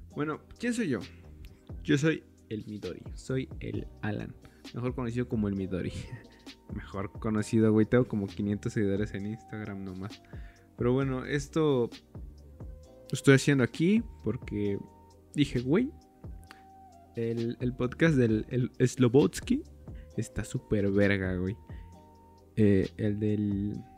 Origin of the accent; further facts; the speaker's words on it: State of Mexico, Mexico; soy del Estado de México